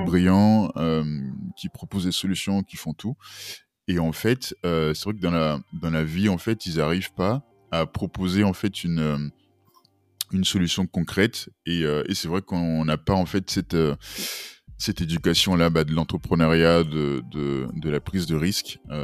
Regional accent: Benin; moved away as an adult; now in France; je suis béninois, j'ai grandi au Bénin jusqu'à jusqu'à jusqu'à mes 18-19 ans. Euh, après, je, suis venu en France

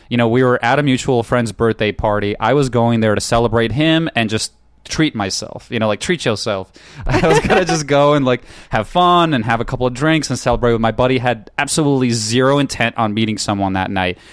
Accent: New York, United States; moved away as an adult; also born or lived in Ukraine; now in California, United States; I grew up in New York, and I went to college there

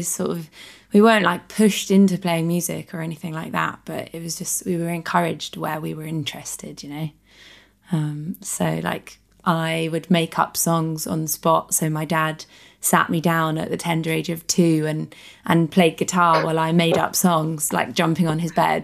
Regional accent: Richmond, London, United Kingdom; I am from Southwest London, from Richmond, born and raised.

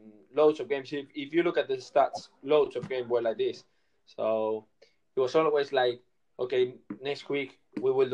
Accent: Barcelona, Catalonia, Spain; I'm from Barcelona

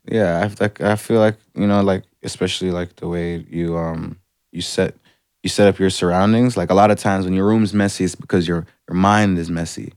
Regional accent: Atlanta, Georgia, United States; now in Canada; I'm from Atlanta

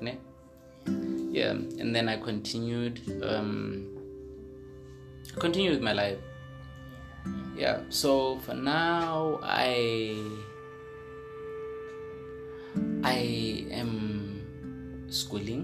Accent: the South, southern Botswana, Botswana; I grew up in the South.

